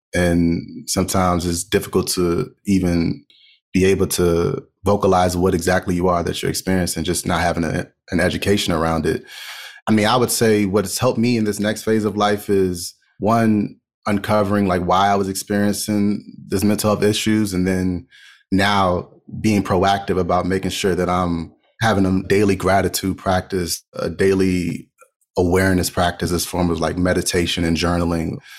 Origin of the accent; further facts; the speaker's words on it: Montgomery County, Maryland, United States; I grew up in Montgomery County, Maryland.